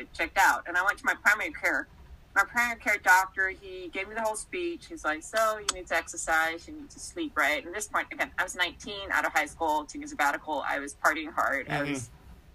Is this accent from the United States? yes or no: no; Denmark; moved away as an adult; I grew up in Denmark. So back then, I was still back in Denmark